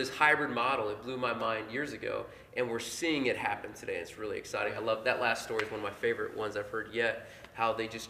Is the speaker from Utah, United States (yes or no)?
no; Portland, Indiana, United States; now in Indianapolis, United States; I'm from Portland, Indiana, population 6,000.